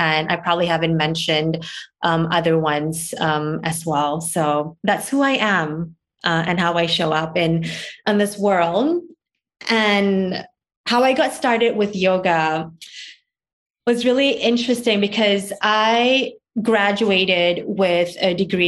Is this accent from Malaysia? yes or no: yes; Malaysia; also born or lived in Singapore; now in United States; I grew up in Singapore and then was raised in Malaysia before I moved here to the U.S.